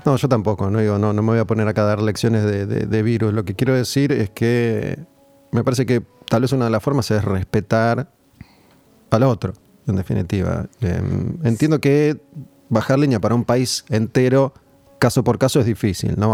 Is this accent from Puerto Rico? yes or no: no; Argentina; muchas veces el argentino cuando viaja termina respetando las reglas, pero acá no, las queremos respetar